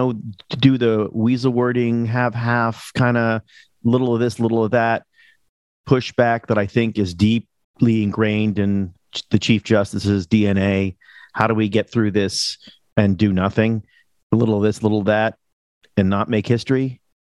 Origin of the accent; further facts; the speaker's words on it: Hollywood, California, United States; Yeah, well, me too. I'm from Hollywood. I agree.